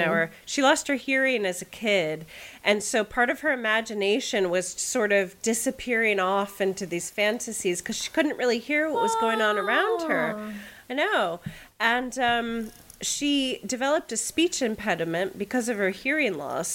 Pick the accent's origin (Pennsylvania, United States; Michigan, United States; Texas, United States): Pennsylvania, United States; Pittsburgh; my dad worked for U.S. Steel in Pittsburgh, right? Like, I grew up in Steel Town, USA